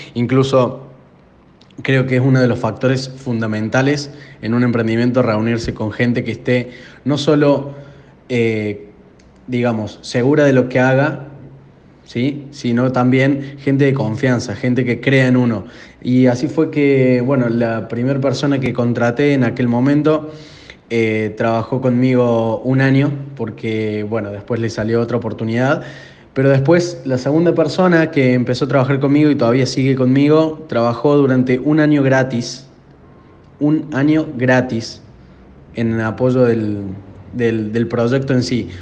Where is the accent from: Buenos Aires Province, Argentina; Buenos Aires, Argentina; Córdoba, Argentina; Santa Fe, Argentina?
Córdoba, Argentina; accent: Argentine; de la empresa Drew Inbound de Argentina. Se darán cuenta por, mi acento